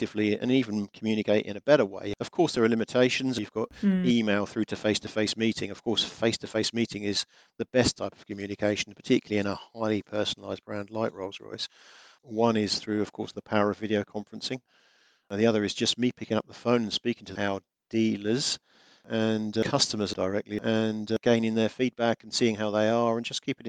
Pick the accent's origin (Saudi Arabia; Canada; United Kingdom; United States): United Kingdom; England; being English